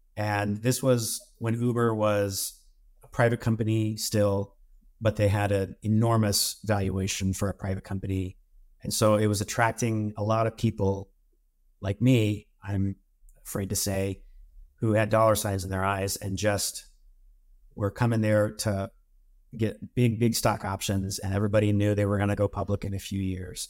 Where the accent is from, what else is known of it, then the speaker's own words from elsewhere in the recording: Missouri, United States; moved away as an adult; also born or lived in California; I'm from Missouri, and I live back in Missouri now